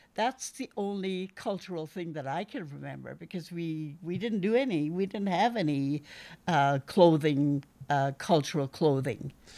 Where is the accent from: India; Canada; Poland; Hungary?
Canada; Hartley Bay, British Columbia; I was, uh, born and raised in Hartley Bay